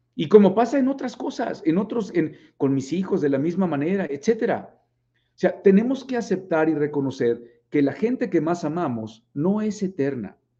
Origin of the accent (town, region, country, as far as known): Mexico